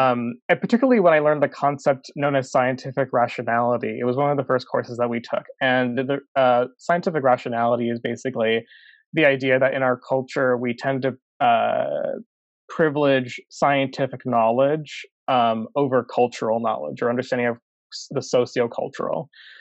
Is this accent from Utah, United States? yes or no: no; Chicago, Illinois, United States; I grew up in Northwest Side, you know, in high school and throughout my childhood.